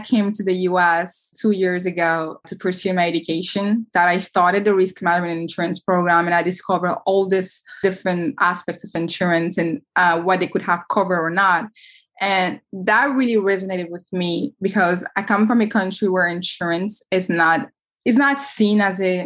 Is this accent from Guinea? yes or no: yes; Guinea; now in Pennsylvania, United States; Growing up in Guinea, like in 2015